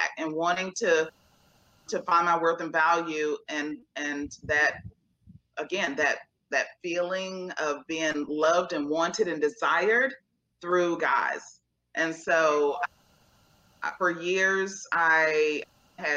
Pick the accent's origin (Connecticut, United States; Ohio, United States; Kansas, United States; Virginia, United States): Virginia, United States; Portsmouth; now in Northern Virginia, United States; I'm originally from a small town called Portsmouth, Virginia